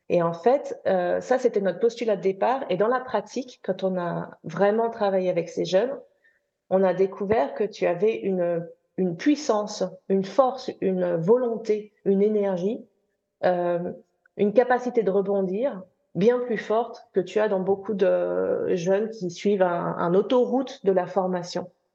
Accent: France; also born or lived in United Kingdom; now in London, United Kingdom; je suis française anglaise

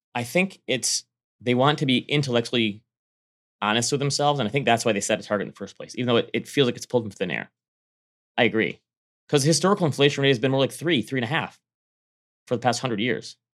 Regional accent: United States; moved away; it touches my home state

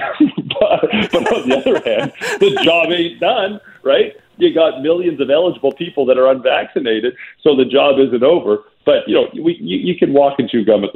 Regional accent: Calgary, Alberta, Canada; also born or lived in Vancouver; now in Toronto, Canada; I'm from Calgary originally. I grew up snubbing my nose at Toronto.

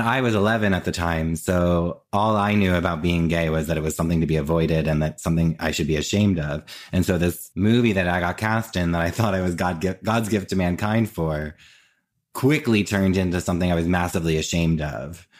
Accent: New Jersey, United States; moved away as an adult; now in New York, United States; I grew up in Jersey and I currently live in New York, and I've always lived in New York or New Jersey

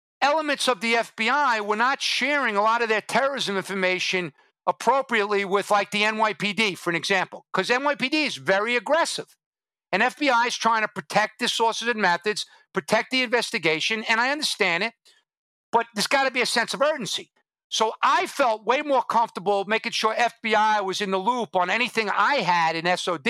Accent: New York City, New York, United States; moved away; my hometown, New York City.

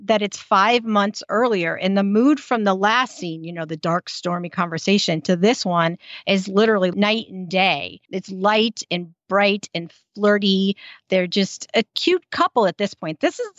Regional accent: United States; accent: American; because I'm American.

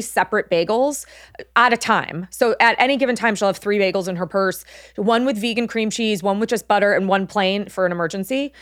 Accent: Los Angeles, California, United States; born and raised in Los Angeles

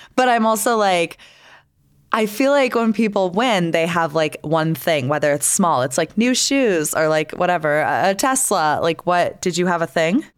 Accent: Florida, United States; now in Salt Lake City, United States; I grew up in Florida

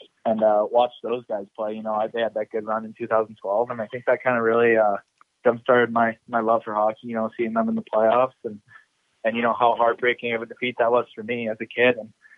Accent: St. Louis, Missouri, United States; born there; I was born in St. Louis, Missouri, and then I moved.

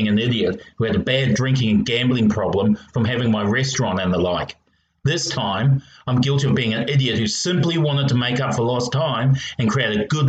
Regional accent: Australia; But being Australian, and especially the involvement of this particular detective, I'm not getting my hopes up.

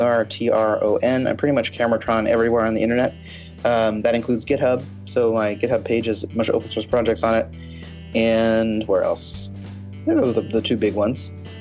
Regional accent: Seattle, Washington, United States; I'm from Seattle and I'm a huge Seahawks fan.

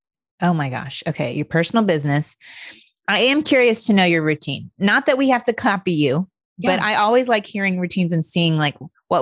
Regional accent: Indiana, United States; I'm from Indiana

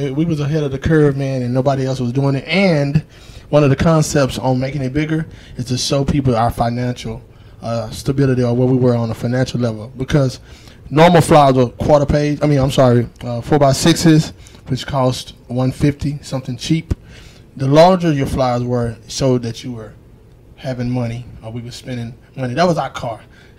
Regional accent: Dallas, Texas, United States; now in Houston, United States; I came from Dallas. You know what I mean? And it was a tough, hard, ghetto-ass existence before I came to Houston, man.

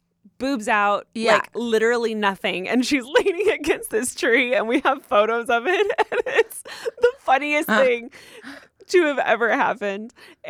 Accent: Rancho Cucamonga, California, United States; For context, I'm from Rancho Cucamonga over in the IE.

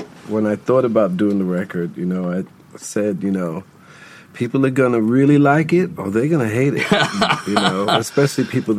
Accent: New York City, New York, United States; I am not a transplant. I didn't come from someplace else. I am born and raised in New York City, and I grew up right underneath the 59th Street Bridge.

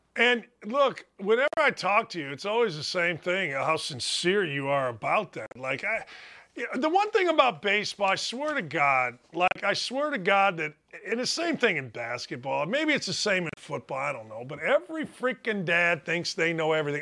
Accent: outside Chicago, Illinois, United States; I grew up outside Chicago

